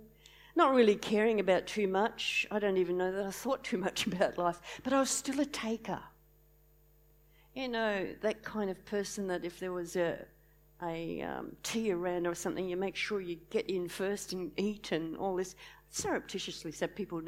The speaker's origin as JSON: {"language": "English", "town": "Launceston", "region": "Tasmania", "country": "Australia", "tie": "born or raised there", "said": "I was brought up in Launceston a long time ago"}